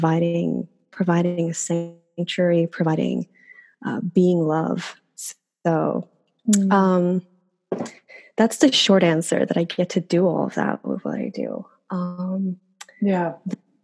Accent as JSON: {"language": "English", "country": "Sweden", "tie": "born or raised there", "second_language": "English", "moved": "as an adult", "lives_now": "New York, United States", "said": "I am born and raised in Sweden"}